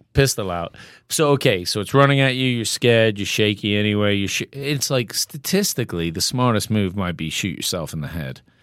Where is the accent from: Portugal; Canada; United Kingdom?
United Kingdom; England; now in Bozeman, United States; I'm English